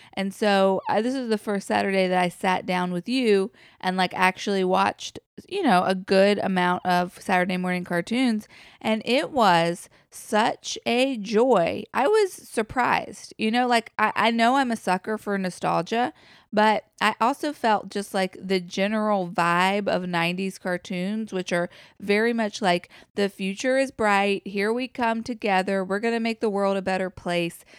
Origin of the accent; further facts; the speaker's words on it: United States; we as an American culture have evolved